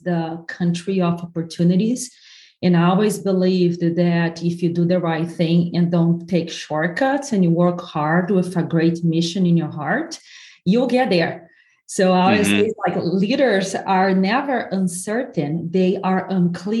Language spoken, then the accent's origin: English; southern Brazil, Brazil; English is a second language; moved away as an adult; now in United States; I'm from the south of Brazil where Italians and Germans went